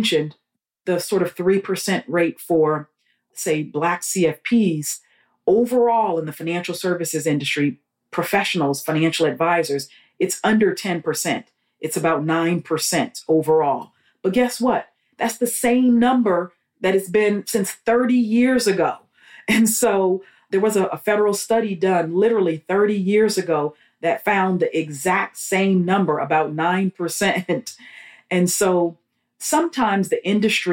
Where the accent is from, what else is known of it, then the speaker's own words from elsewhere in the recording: Los Angeles, California, United States; moved away as an adult; also born or lived in New York / New Jersey; now in Houston, United States; I grew up in Los Angeles after my family moved to Southern California from New York